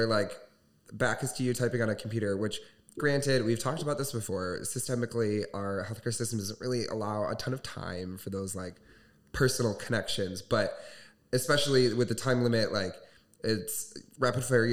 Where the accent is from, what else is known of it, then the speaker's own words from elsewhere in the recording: Southwest Michigan, United States; growing up in Southwest Michigan